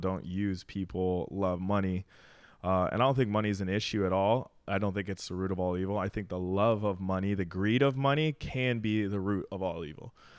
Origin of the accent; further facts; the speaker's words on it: Arizona, United States; moved away as an adult; now in Miami, United States; I'm from Arizona